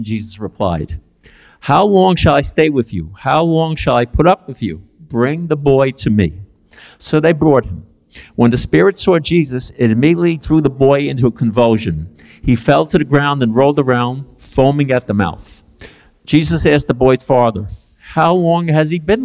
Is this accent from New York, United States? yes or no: yes; New York City, New York, United States; I grew up in East Harlem, Spanish Harlem, El Barrio, on 110th Street and 2nd Avenue. That's where I'm from